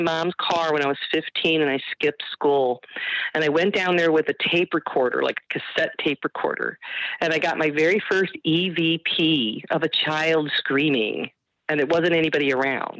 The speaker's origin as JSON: {"language": "English", "town": "Parma", "region": "Ohio", "country": "United States", "said": "I was like the original ghost hunter in Ohio. Here, I'm from Parma."}